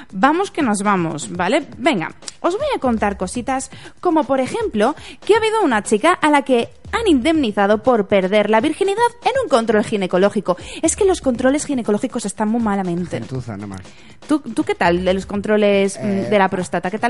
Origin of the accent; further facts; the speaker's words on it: Santander, Cantabria, Spain; ¿dónde si no, en Santander, en mi tierra